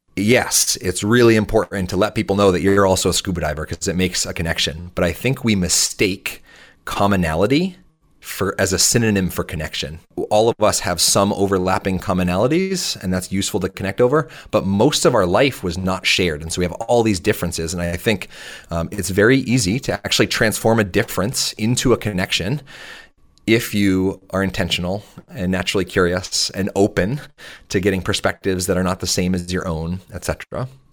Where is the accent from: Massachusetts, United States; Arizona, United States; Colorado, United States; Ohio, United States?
Massachusetts, United States; south of Boston; I grew up just thirty minutes, uh, south of Boston